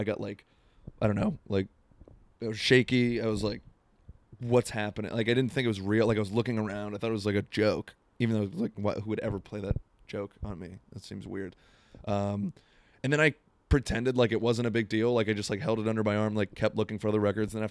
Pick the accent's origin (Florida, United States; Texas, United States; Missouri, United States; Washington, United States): Florida, United States; now in Seattle, United States; Growing up in Florida